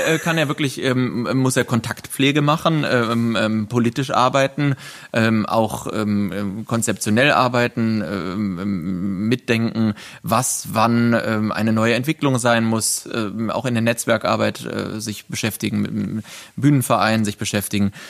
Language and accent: German; countryside between Cologne and Bonn, North Rhine-Westphalia, Germany; moved away as an adult; also born or lived in Berlin; jetzt haben wir unsere Homebase zwischen Köln und Bonn auf dem Land, auf dem, wo ich aufgewachsen bin, meinem Elternhaus